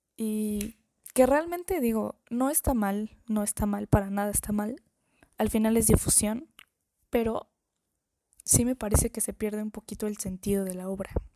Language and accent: Spanish; Mexico; como mexicana